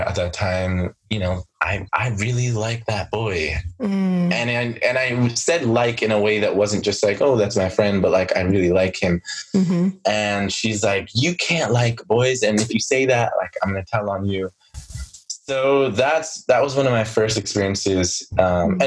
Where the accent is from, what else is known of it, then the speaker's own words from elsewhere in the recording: Mount Vernon, New York, United States; also born or lived in Jamaica (ancestry); I am from Mount Vernon. We go by Money Earning Vernon